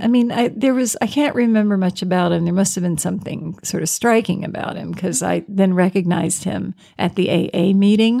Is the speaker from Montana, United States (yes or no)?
no; Virginia, United States; I'm from Virginia, and this was down in Richmond.